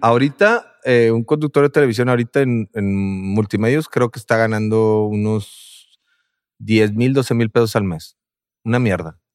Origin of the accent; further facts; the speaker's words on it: Monterrey, Nuevo León, Mexico; somos de Monterrey